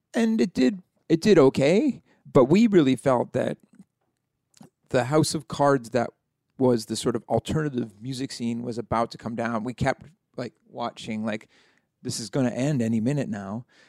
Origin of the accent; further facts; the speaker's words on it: Halifax, Nova Scotia, Canada; I'm, uh, from Halifax, Nova Scotia